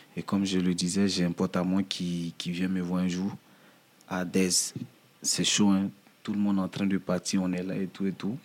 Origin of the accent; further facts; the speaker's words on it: Daloa, Haut-Sassandra, Côte d’Ivoire; moved away as an adult; now in Paris, France; je suis parti de ma ville natale, hmm. qui est Daloa. Daloa hmm. Voilà, en Côte d'Ivoire